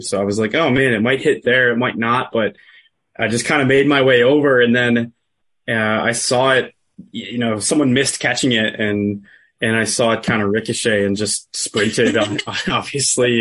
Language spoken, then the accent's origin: English; Buffalo, New York, United States; Born and raised in Buffalo, New York, but my dad's from Pittsburgh